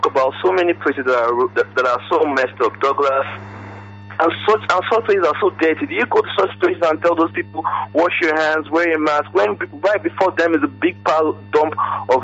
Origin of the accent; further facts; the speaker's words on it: Owerri, Imo, Nigeria; now in Abuja, Nigeria; I'm calling from Abuja. Just being from Owerri.